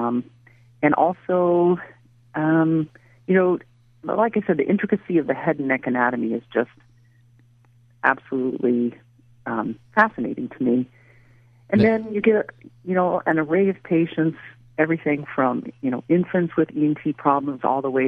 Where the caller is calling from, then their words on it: Raleigh, North Carolina, United States; I'm actually currently in Raleigh, North Carolina.